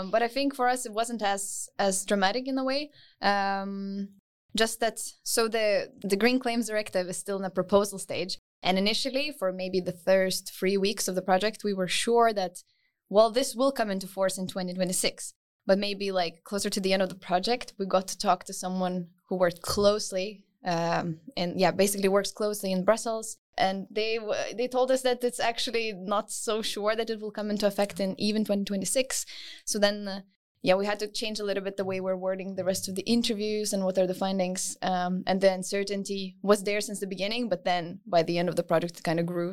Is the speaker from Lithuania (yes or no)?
yes; Lithuania; moved away; also born or lived in United Kingdom; I come from Lithuania originally, but I studied in the U K before